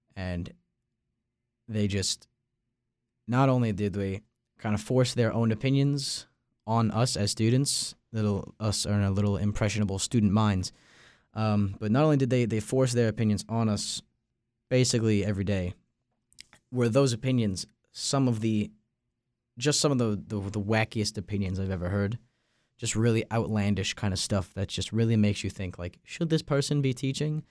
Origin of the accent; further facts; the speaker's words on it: Long Island, New York, United States; moved away as an adult; now in Raleigh, United States; I'm from Long Island, New York